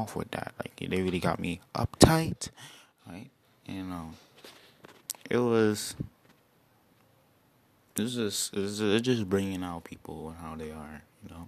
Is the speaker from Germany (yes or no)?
no; Trinidad & Tobago; moved away; where I'm from Trinidad and Tobago.